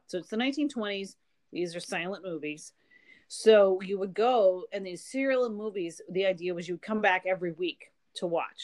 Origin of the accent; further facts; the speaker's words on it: United States; I'm such an American